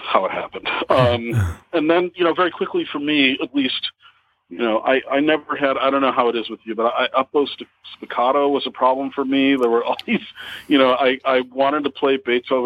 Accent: Normal, Illinois, United States; also born or lived in Pittsburgh, Pennsylvania; I was born in Pittsburgh, moved to Normal, Illinois, which is the real place in central Illinois. When I was 3

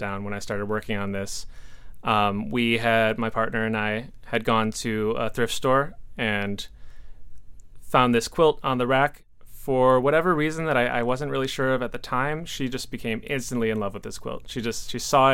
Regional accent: Milwaukee, Wisconsin, United States; moved away as an adult; also born or lived in Appleton, Wisconsin / Bowling Green, Ohio; I am originally from Milwaukee, Wisconsin. That's where I grew up, went to high school

